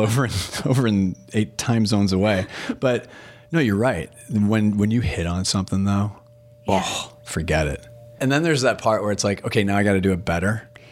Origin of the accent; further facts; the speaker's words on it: Portland, United States; I'm from Portland.